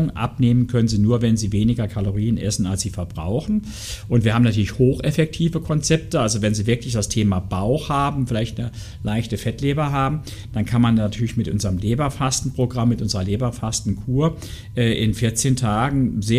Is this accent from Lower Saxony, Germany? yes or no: no; Saarland, Germany; Also, ich komme ja aus dem Saarland, Grillen und sowas.